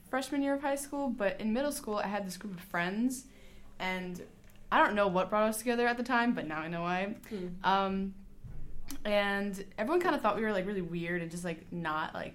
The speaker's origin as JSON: {"language": "English", "town": "New York City", "region": "New York", "country": "United States", "said": "I am from Queens, New York"}